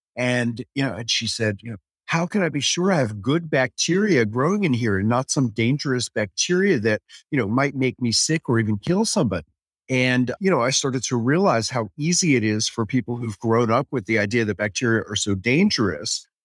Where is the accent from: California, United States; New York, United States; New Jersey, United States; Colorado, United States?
New York, United States; New York City; I grew up in New York City, on the Upper West Side